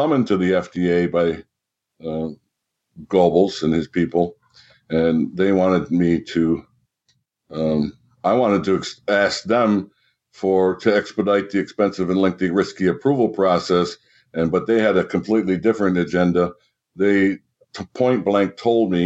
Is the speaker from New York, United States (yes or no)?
yes; Rochester, New York, United States; I'm from Rochester, New York